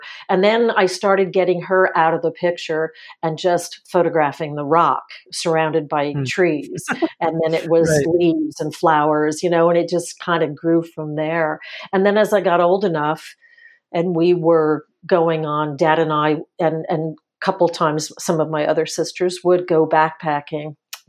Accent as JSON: {"language": "English", "region": "New Jersey", "country": "United States", "tie": "born or raised there", "said": "when I was growing up in the house that I grew up in New Jersey, North Central New Jersey"}